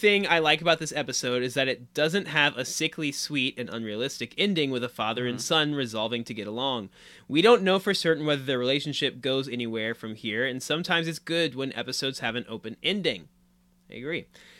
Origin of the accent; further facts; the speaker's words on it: London, United Kingdom; accent: Cockney; with like a strong Cockney accent. I don't think my accent's particularly strong, but I'd enjoy hearing either of you give it a go.